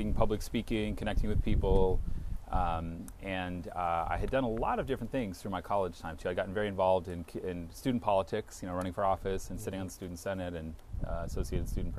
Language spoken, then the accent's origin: English; Hayward, California, United States; moved away as an adult; now in Santa Barbara, United States; So I was born and raised in the San Francisco Bay Area.